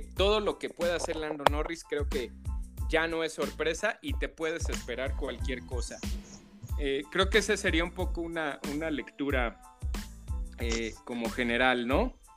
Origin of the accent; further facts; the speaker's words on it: Mexico; somos los mexicanos